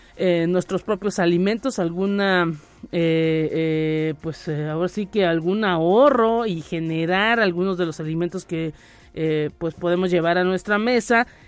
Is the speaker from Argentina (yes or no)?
no; Mexico; los mexicanos que luego también somos muy eh, dados a tener esas creencias